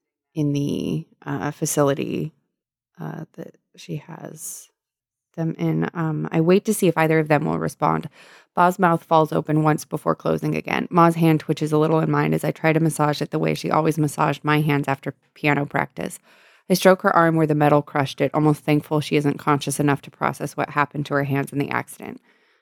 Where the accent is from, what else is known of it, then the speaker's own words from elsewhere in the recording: San Diego, California, United States; That I was raised in San Diego.